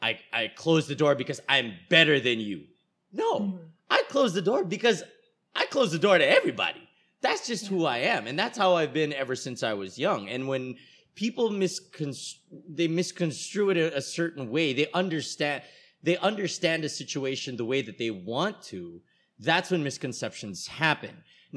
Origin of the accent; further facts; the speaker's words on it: United States; born there; moved away; Well, I've said here on the show, I was born in the States and then I came here.